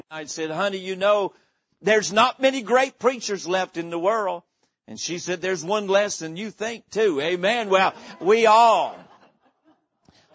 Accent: Boone, North Carolina, United States; moved away; I was born in the mountains of North Carolina, grew up in the little town of Boone

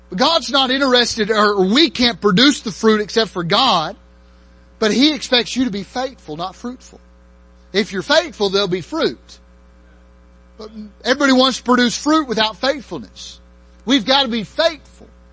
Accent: near Chattanooga, Tennessee, United States; also born or lived in Maryland; I grew up near Chattanooga for the most part. I lived in Maryland

